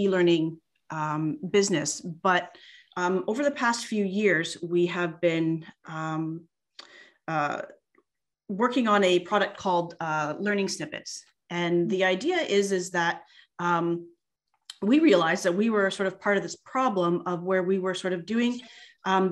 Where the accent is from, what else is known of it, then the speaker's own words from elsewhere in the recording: Canada; also born or lived in United States; I grew up here in Canada, but spent almost 10 years living and studying in the US